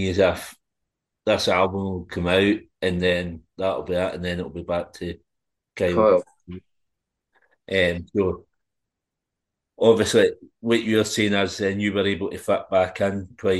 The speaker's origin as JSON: {"language": "English", "region": "Scotland", "country": "United Kingdom", "said": "being Scottish, I've been a fan"}